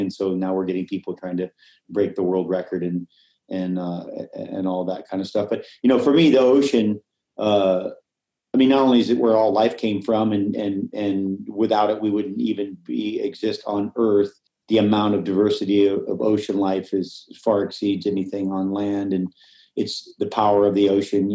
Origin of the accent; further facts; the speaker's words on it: Hawaii, United States; I grew up in Hawaii